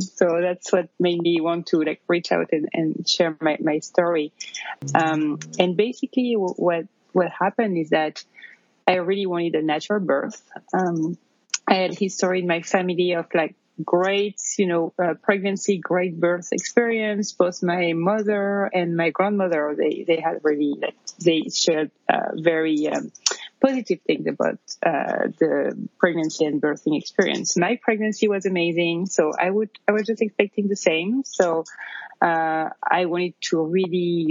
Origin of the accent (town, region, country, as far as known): near Paris, Île-de-France, France; born or raised there; accent: French; English is a second language; moved away as an adult; now in New York, United States